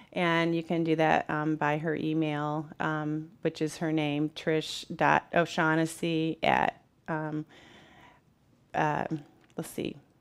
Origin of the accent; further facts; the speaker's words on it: Peoria, Illinois, United States; I grew up in the Peoria Public Schools and just fell in love with it